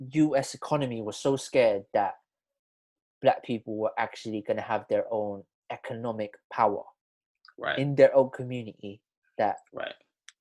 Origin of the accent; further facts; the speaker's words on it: Philippines; I'm from Philippines